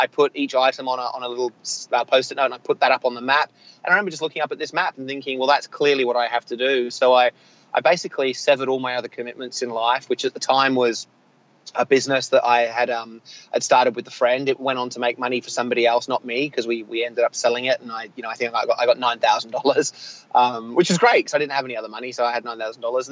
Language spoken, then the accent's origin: English; Australia; being an Australian, being somewhat sheltered growing up